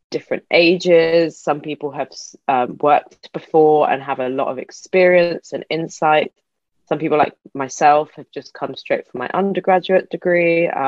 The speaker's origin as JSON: {"language": "English", "region": "England", "country": "United Kingdom", "also_born_or_lived": "Middle East", "said": "my background, um, as you might be able to hear, I'm from England, but I also grew up partly in the Middle East."}